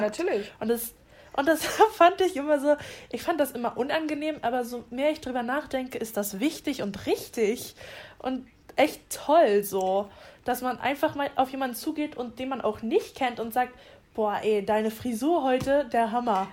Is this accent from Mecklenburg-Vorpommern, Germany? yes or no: yes; Rostock, Mecklenburg-Vorpommern, Germany; moved away as an adult; now in Leiden, Netherlands; ich komme aus Rostock. Das ist eine wunderschöne Stadt in Mecklenburg-Vorpommern, ist auch schön Vorpommern, äh, an der Ostsee. Ähm, da habe ich gelebt bis zu meinem 18. Lebensjahr